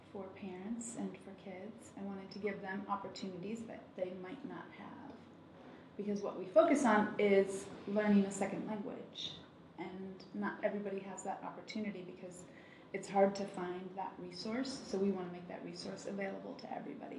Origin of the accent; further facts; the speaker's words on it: Toledo, Ohio, United States; also born or lived in Germany; I was born in Germany, but I grew up in Toledo, Ohio